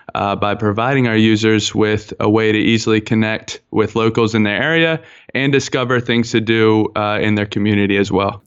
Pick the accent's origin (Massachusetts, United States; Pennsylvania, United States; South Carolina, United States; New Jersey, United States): Pennsylvania, United States; Philadelphia; now in Baltimore, United States; I'm actually from, uh, born and raised from Philadelphia, PA. Um, I am now living in, in Baltimore, Maryland.